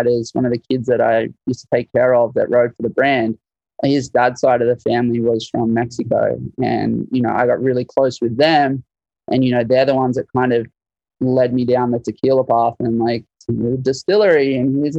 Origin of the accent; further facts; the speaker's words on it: Australia; moved away as an adult; now in United States; Obviously, sound of my voice, you can tell I'm not from here. I'm from Australia